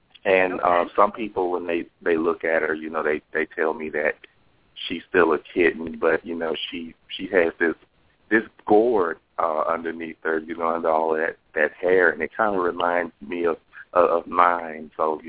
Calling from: Los Angeles, California, United States; I'm calling from Los Angeles.

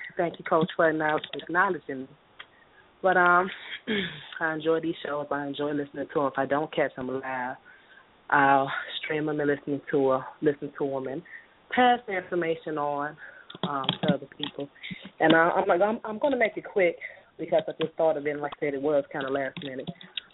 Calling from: Atlanta, Georgia, United States; I'm calling from Atlanta.

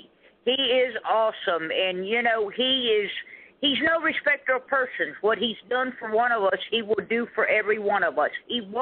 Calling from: Zephyrhills, Florida, United States; I'm calling from Zephyr Hills, Florida.

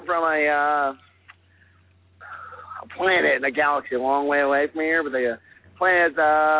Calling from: Memphis, Tennessee, United States; I'm in Memphis right now.

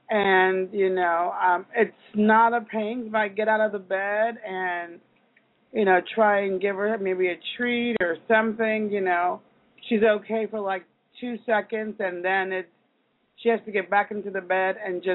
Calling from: Kansas, United States

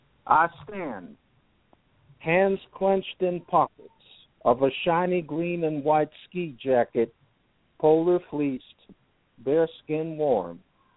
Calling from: Pelham, Alabama, United States; In Alabama. I'm still in the same place. I'm still about 10 miles outside of Birmingham in Pelham, Alabama.

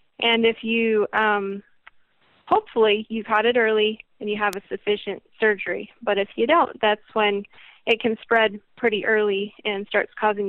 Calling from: Englewood, Colorado, United States; I am from Inglewood, Colorado, which is pretty close to Denver.

